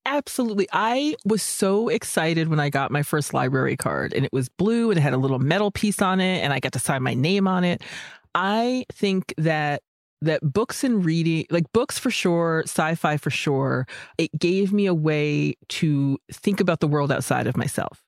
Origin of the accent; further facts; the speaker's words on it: Warwick, New York, United States; moved away as an adult; also born or lived in Alaska / Rhode Island; I grew up in Warwick, New York, which is on the border of Vernon, New Jersey